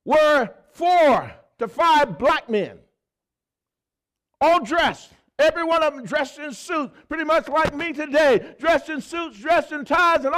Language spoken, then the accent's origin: English; the South, United States; I grew up in the South.